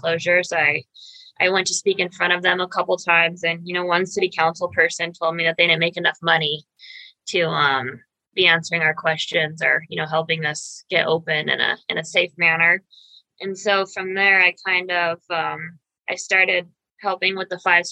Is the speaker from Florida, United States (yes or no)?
no; Pueblo, Colorado, United States; born and raised in Pueblo, I graduated from South High School in 2007.